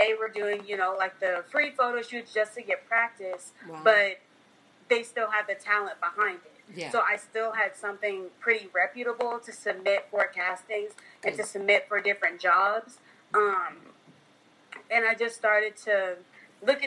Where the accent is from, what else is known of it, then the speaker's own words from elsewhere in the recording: Oklahoma City, Oklahoma, United States; Originally, I'm from Oklahoma City, Oklahoma, and I currently am here until later this year